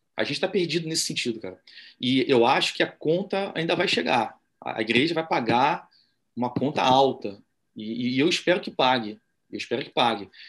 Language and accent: Portuguese; Brazil; nós, Sim. enquanto brasileiros misóginos